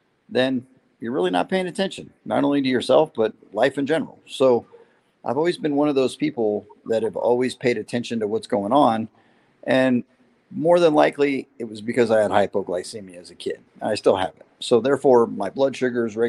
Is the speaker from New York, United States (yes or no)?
no; San Diego, California, United States; also born or lived in Las Vegas, Nevada; I was born in Vegas. I've been a racer my entire life. I was conceived at a racetrack. I was born at a racetrack. And my dad, being in the Navy, retired out of San Diego. So I spent a lot of time between the Valley in Vegas and the oceans in Southern California. And I would consider San Diego more my home than Las Vegas